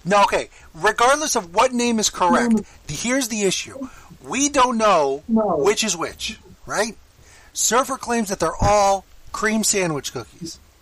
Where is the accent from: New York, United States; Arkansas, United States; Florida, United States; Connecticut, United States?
Florida, United States; Miami; I grew up in Miami